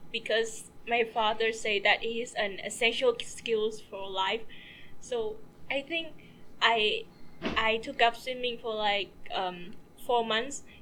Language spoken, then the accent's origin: English; Vietnam; moved away; I'm from Vietnam.